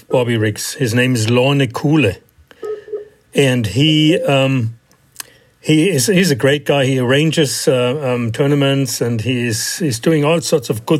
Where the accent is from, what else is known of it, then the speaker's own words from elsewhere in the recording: Germany; moved away as an adult; also born or lived in Philadelphia, Pennsylvania; now in United States; I immigrated to the United States from Germany.